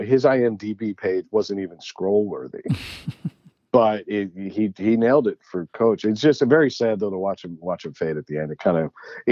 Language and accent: English; Long Island, New York, United States; moved away as an adult; also born or lived in Maryland; now in New England, United States; I grew up on Long Island.